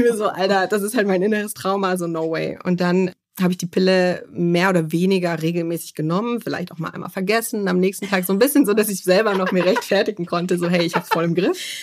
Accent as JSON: {"language": "German", "town": "Munich", "region": "Bavaria", "country": "Germany", "said": "ich komme aus München"}